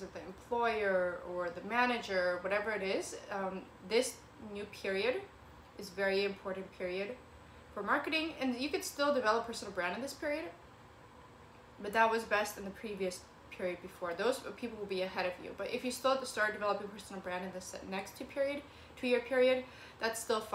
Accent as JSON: {"language": "English", "town": "Kent", "region": "Washington", "country": "United States", "tie": "born or raised there", "also_born_or_lived": "Ukraine / Federal Way, Washington", "lives_now": "Seattle, United States", "said": "I was born in Ukraine and I moved over to America, and then we moved to Kent and Federway and then back to Kent"}